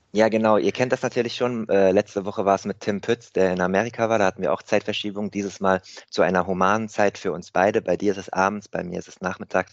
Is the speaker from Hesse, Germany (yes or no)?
yes; Rheingau, Hesse, Germany; ich bin in meiner alten Heimat im Rheingau, in Hessen, in der Nähe von Wiesbaden zurück